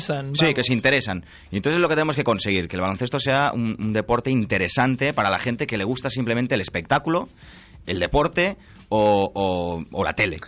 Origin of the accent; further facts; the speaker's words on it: Barcelona, Catalonia, Spain; yo sí que soy de Barcelona